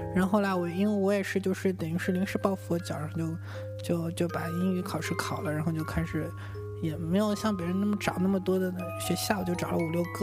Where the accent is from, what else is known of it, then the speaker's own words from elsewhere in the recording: Shanghai, China; 我是那个，我原来是上海人嘛，然后考到北京是我第一次在一个人在外面生活